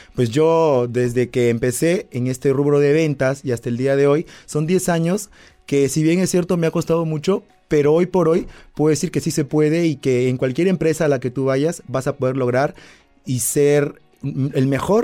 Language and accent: Spanish; Peru; Yo soy peruano